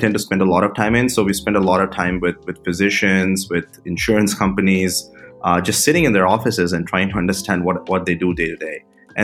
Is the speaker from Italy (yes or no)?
no; India; moved away as an adult; now in United States; I was born and raised in India. I came to the United States for undergrad